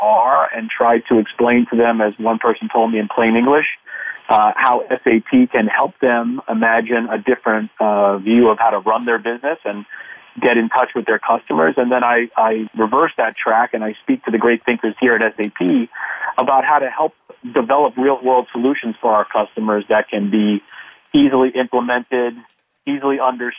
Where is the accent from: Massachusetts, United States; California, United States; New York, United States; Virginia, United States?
New York, United States; born or raised there; moved away as an adult